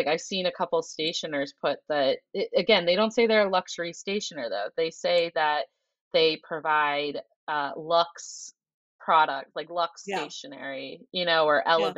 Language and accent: English; Ohio, United States; now in Boston, United States; I am from Ohio. I grew up in a very modest family.